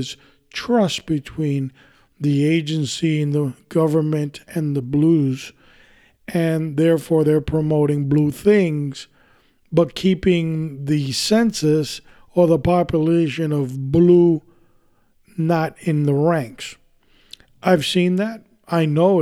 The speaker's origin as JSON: {"language": "English", "town": "New York City", "region": "New York", "country": "United States", "tie": "born or raised there", "said": "I was born in this country, I was born in New York City, raised there"}